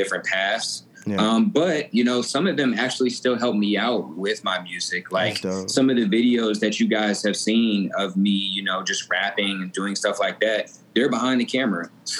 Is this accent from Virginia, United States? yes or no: no; Atlanta, Georgia, United States; also born or lived in Denver, Colorado; I was born in Denver, Colorado, raised in Atlanta, Georgia